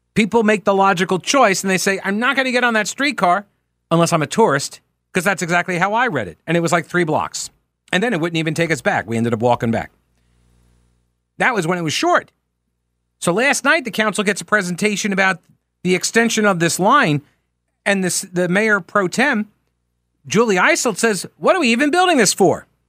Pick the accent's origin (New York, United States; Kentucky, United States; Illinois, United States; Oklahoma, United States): New York, United States; Long Island; now in Charlotte, United States; I'm originally from Long Island